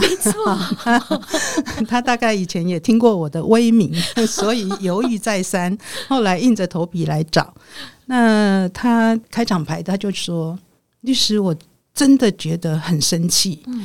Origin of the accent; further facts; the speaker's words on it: Taichung, Taiwan; 在台中，我的故乡